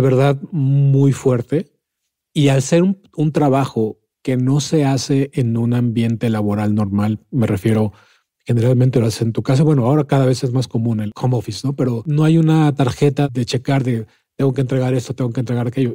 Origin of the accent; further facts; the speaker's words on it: Mexico; accent: Mexican; se ve que soy mexicano, pues, ¿no? Y de acento